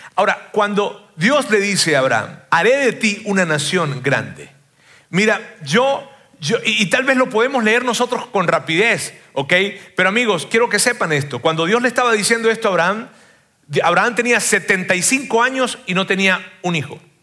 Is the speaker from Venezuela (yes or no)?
yes; Venezuela; como venezolano